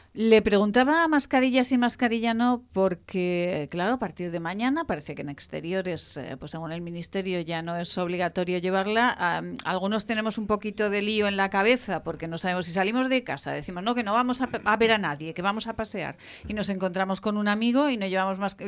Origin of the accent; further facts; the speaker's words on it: Fuentes de Ebro, Aragon, Spain; Mozota eh, con, mi pueblo, con Fuentes de Ebro